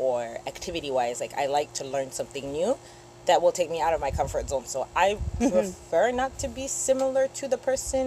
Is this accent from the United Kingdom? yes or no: no; Canada; born or raised there